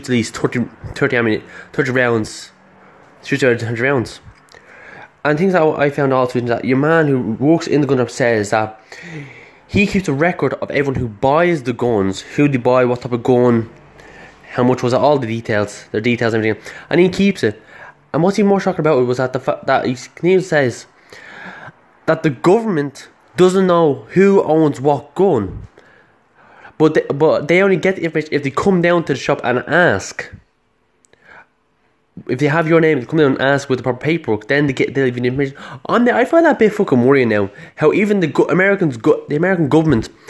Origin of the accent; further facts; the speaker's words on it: Ireland; I'm not from America, I'm from Ireland